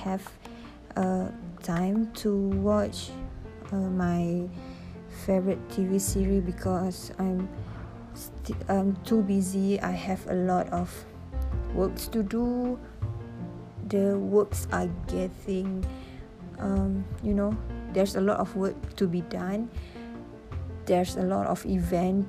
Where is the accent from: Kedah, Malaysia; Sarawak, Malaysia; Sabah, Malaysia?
Kedah, Malaysia; Alor Setar; moved away as an adult; I'm from Alustar